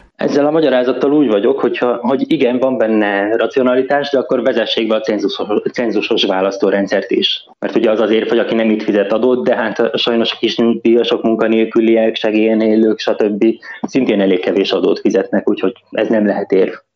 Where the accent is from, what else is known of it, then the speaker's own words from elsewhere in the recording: Lendava, Mura, Slovenia; moved away as an adult; now in Luxembourg; Szlovéniába születtem